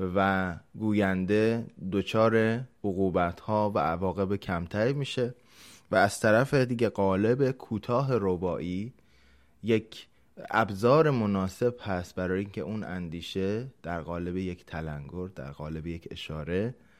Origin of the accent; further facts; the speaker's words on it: Iran; به عنوان یک ایرانی در هر جای جهان که باشیم